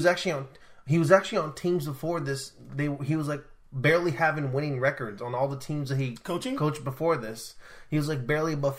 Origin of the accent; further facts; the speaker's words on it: United States; I'm American.